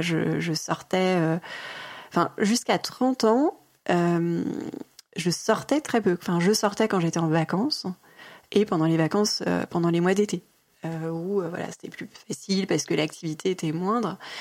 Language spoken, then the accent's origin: French; Mulhouse, Grand Est, France; now in Paris, France; je suis née à Mulhouse, en Alsace.